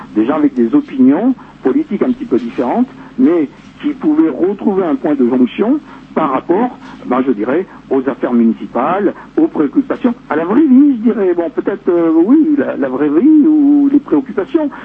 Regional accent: Ho Chi Minh City, Vietnam; also born or lived in Rennes, France; now in Les Contamines-Montjoie, France; je suis né à Saïdon, moi. Hein, d'un père français et d'une mère vietnamienne

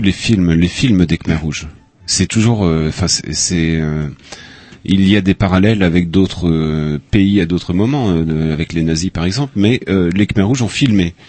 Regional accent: Upper Brittany, France; moved away as an adult; also born or lived in Phnom Penh, Cambodia; Haute-Bretagne, mais euh, c'est un abbé euh, dans mon village qui m'a appris l'accordéon

